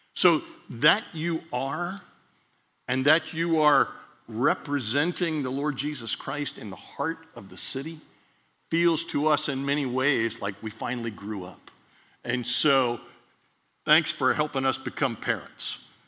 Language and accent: English; Miami, Florida, United States; Dr. Wade Fulton was in Miami when I grew up in Miami